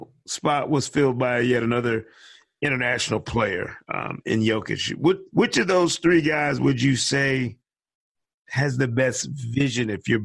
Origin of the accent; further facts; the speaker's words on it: Detroit area, Michigan, United States; moved away; I grew up loving the Pistons.